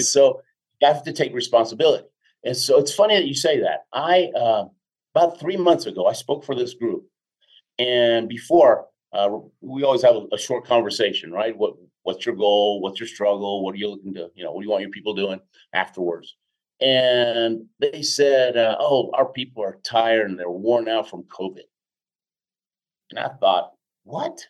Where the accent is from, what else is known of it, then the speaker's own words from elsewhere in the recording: Houston, Texas, United States; also born or lived in Argentina / Queens, New York; now in Colorado, United States; I was born in Argentina. My dad was a chemical engineer with Exxon. We moved to the states when I was six. Hmm. We were in um, in uh, Jackson Heights, uh, Queens, New York, for a couple yep. of years. Then most of my life in Houston.